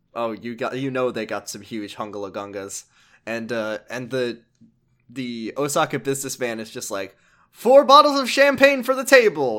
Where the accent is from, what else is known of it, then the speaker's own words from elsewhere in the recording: United States; as an American